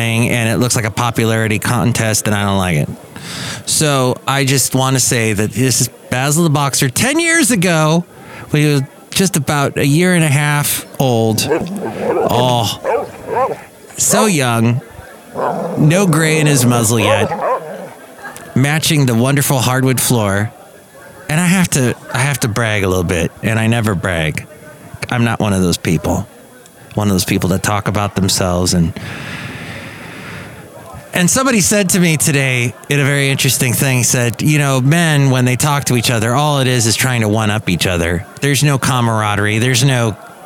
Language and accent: English; United States; I'm American